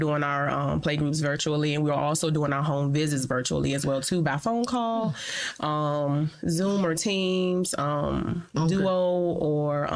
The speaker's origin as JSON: {"language": "English", "region": "Virginia", "country": "United States", "moved": "as an adult", "lives_now": "El Paso, United States", "said": "And I am from Virginia. I've been in El Paso for about 10 years now."}